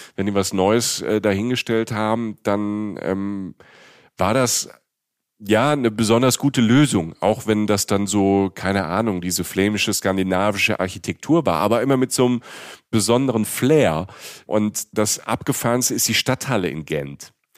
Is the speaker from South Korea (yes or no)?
no; Germany